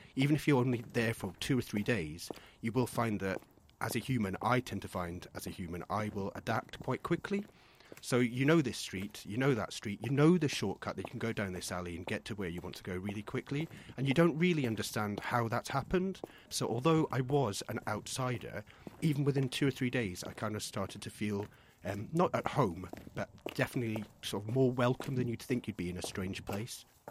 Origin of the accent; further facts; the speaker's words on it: Scotland, United Kingdom; moved away; I'm from Scotland originally, um, in a tiny little village